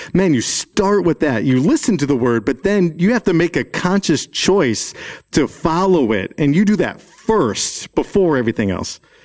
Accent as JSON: {"language": "English", "town": "Chicago", "region": "Illinois", "country": "United States", "tie": "born or raised there", "said": "I grew up in Chicago"}